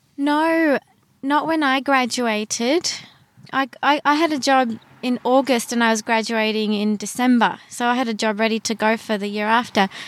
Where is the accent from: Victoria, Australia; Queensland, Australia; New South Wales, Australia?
Queensland, Australia; Brisbane; also born or lived in Sydney / Gold Coast; I grew up in Brisbane.